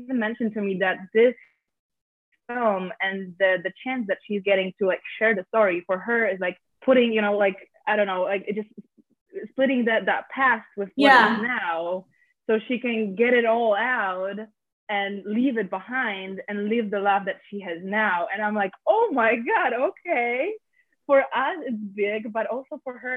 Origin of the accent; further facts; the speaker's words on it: Poland; now in Westchester, United States; I'm not from here. I'm from Poland